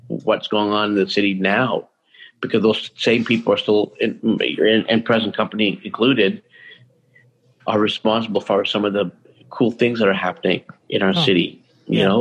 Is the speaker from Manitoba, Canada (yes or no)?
no; Toronto, Ontario, Canada; born or raised there; now in Vancouver, Canada